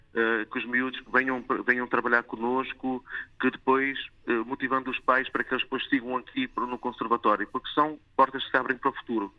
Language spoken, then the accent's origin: Portuguese; Vila Real, Norte, Portugal; moved away; also born or lived in Rio de Janeiro, Brazil; No Rio de Janeiro, pa, eh, sou, sou filho de pais, pais portugueses, não é? como é óbvio, e então eu vim com oito é? anos para o, para o continente, para Vila Real